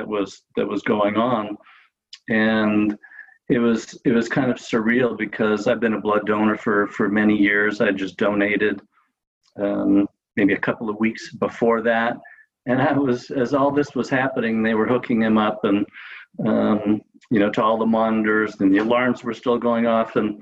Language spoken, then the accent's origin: English; Los Angeles, California, United States; moved away as an adult; now in Santa Rosa, United States; I grew up in Los Angeles and spent most of my high school